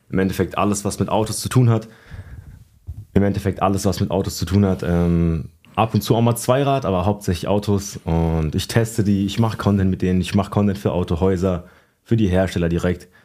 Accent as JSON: {"language": "German", "town": "Schlüchtern", "region": "Hesse", "country": "Germany", "tie": "born or raised there", "said": "Es nennt sich Schlüchtern. Es ist zwischen, zwischen Fulda und Frankfurt."}